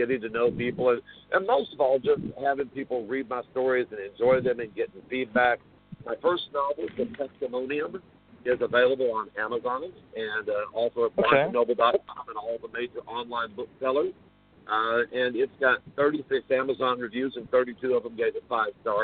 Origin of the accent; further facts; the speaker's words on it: Greenville, Texas, United States; I am from Greenville, Texas, and I was actually born and raised here